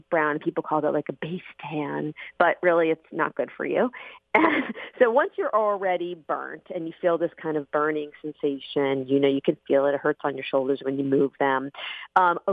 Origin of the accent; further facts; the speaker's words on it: Arizona, United States; I grew up in Arizona